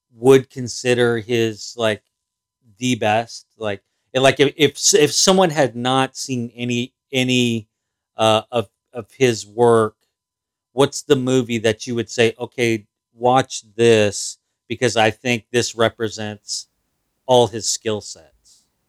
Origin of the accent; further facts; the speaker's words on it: outside Los Angeles, California, United States; I didn't grow up in L A. I grew up outside